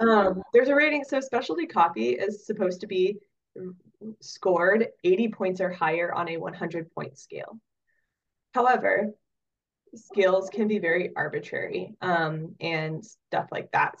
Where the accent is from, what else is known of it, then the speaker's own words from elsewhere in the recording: Oregon, United States; moved away as an adult; also born or lived in Wyoming / Southeast Alaska; now in Palmer, United States; I grew up in Oregon and I ended up in Alaska